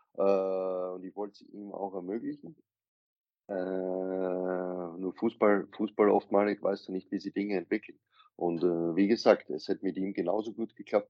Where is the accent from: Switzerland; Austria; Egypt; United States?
Austria; ich bin Österreicher